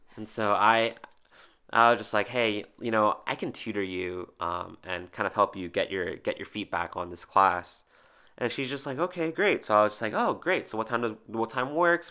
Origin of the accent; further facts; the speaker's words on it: New Jersey, United States; I was born and raised in New Jersey